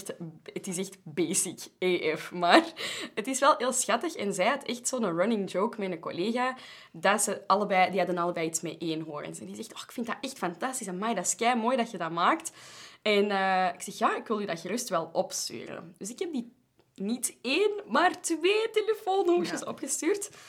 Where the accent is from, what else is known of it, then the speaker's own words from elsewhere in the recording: Belgium; wij from Europe waren en zo Belgium